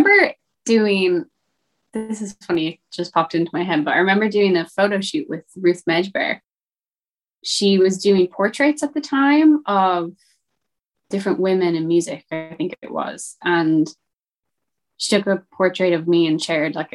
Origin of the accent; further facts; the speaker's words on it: Westport, Connacht, Ireland; my hometown in Westport